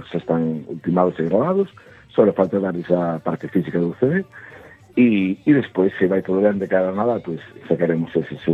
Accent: Arteixo, Galicia, Spain; also born or lived in Santa Comba; tenho agora 48, pois pues, levo llevo 43 anos de vino pastoriza. Se non son de pastoriza, pois pues, non sei onde son daquela.

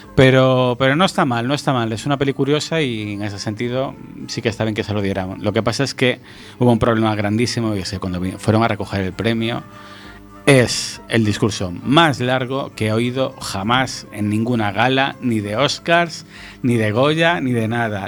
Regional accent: Galicia, Spain; nosotros que somos gallegos

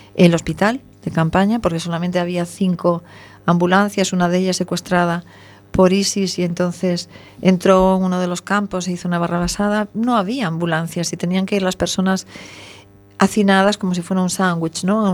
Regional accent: Venezuela; moved away; yo debo decir que nací en Venezuela, de lo cual me siento muy orgullosa y muy feliz, pero mi tierra querida me enseñó los colores

